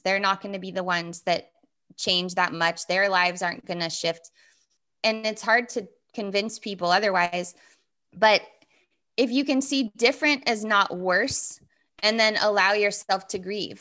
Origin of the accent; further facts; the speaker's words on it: Southern California, United States; I grew up in Southern California